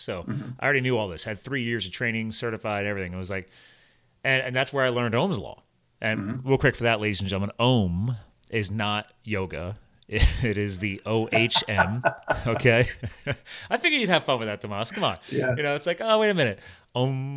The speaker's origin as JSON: {"language": "English", "region": "eastern Pennsylvania", "country": "United States", "tie": "born or raised there", "also_born_or_lived": "New Jersey / western US", "said": "I was born in Jersey, but then obviously moved to Pennsylvania and then grew up on the eastern side of Pennsylvania."}